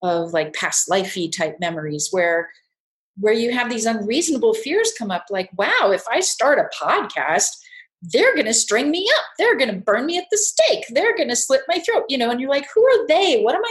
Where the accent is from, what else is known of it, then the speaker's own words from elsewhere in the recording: California, United States; I'm from California